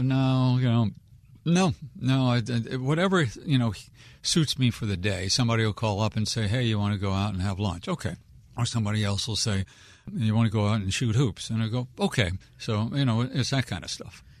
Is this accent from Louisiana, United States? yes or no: no; Wheaton, Maryland, United States; I'm a born and raised Wheaton kid, so people around here would know where Wheaton was.